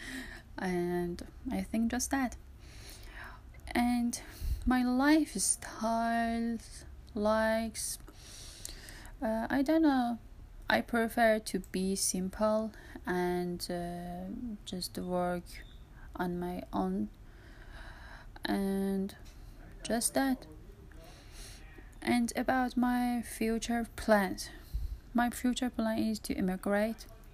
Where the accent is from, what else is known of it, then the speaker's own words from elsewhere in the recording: Tehran, Tehran Province, Iran; English is a second language; I'm from Tehran, east of the Tehran